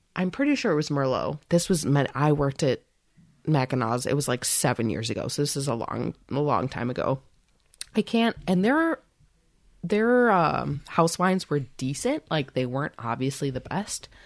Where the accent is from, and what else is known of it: United States